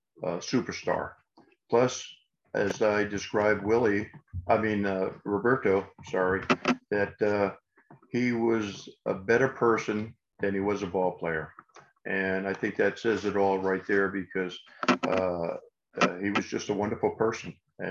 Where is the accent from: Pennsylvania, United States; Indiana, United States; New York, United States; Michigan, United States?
New York, United States; New York City; Listen, Danny, I came from Queens, New York.